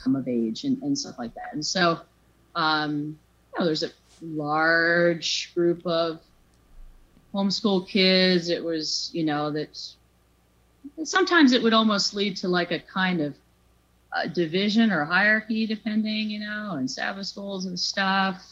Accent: Yarmouth, Maine, United States; I've one older brother, Jeff. He's three years older than me. And um, yes, we, we grew up in Yarmouth

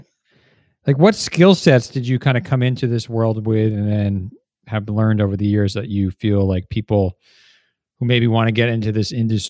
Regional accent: New Jersey, United States; moved away as an adult; also born or lived in New York; now in San Francisco Bay Area, United States; I'm originally from New Jersey and I lived a long time in New York. I don't know if you know, I live in the Bay Area, San Francisco Bay Area now.

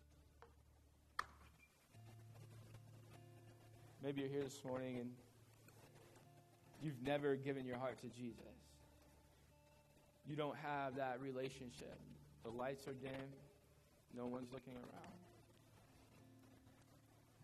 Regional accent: United States

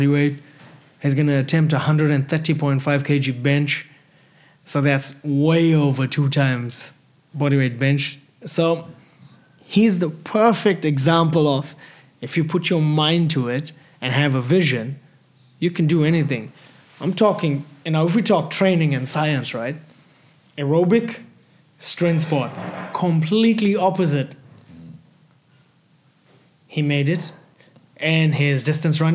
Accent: South Africa; growing up in South Africa was hard.

